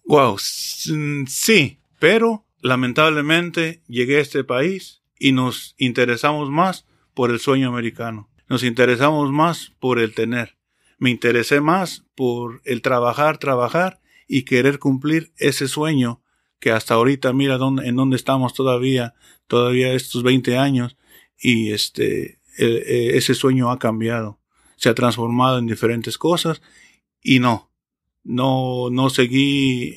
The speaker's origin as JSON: {"language": "Spanish", "country": "Mexico", "moved": "as an adult", "lives_now": "Delaware, United States", "said": "soy mexicano"}